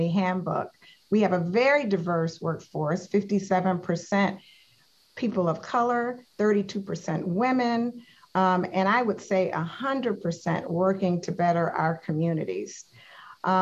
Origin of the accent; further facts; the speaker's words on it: the South, United States; I'm from the South.